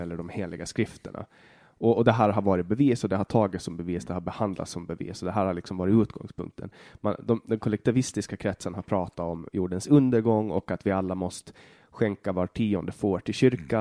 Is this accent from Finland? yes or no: yes; Åland, Finland; Vi är båda ålänningar, vi är båda finnar